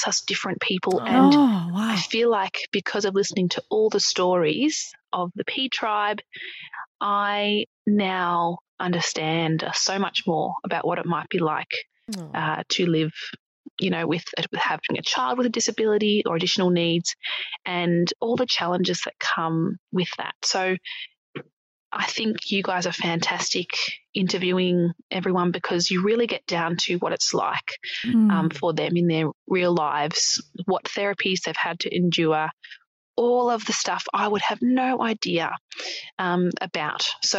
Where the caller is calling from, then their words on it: Melbourne, Victoria, Australia; I'm from Melbourne.